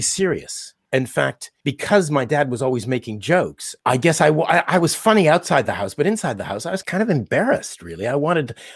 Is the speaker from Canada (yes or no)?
yes; Winnipeg, Manitoba, Canada; now in London, United Kingdom; my dad was born in Winnipeg, where I was born